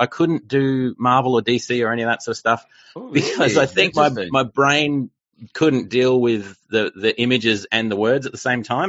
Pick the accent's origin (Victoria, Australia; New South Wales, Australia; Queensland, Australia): Victoria, Australia; Melbourne; now in Brisbane, Australia; So I'm from Australia. That's the wonderful accent that you can hear. I was born in Melbourne, which is in the south part of Australia, and then sort of moved all around. And now I'm in Brisbane